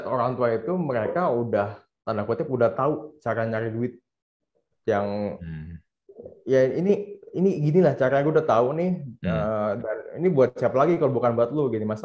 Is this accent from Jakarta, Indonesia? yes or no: yes; Jakarta, Indonesia; Soalnya kan gue Chinese uh, Tionghoa Jakarta, ya, Jakarta Jakut Kelapa Gading gitu.